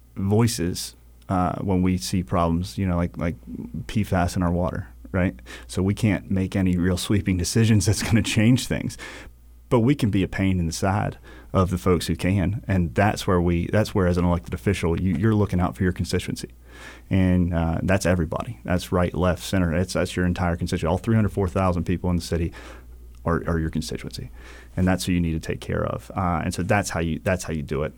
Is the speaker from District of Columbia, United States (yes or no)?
no; New Bern, North Carolina, United States; also born or lived in Charleston; now in Wilmington, United States; I was originally from New Bern, North Carolina.